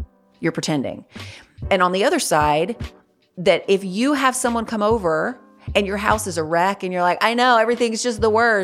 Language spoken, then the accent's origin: English; North Carolina, United States; I grew up in the South. Like, I live in North Carolina. I've lived here my whole life